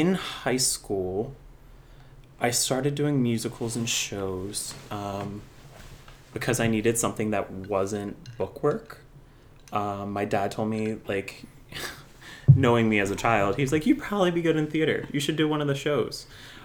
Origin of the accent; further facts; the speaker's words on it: Absecon, New Jersey, United States; accent: a lot of Philly in it; moved away as an adult; also born or lived in Emmitsburg, Maryland / Long Island, New York; I grew up in a city just outside of Atlantic City, New Jersey, called Epsecan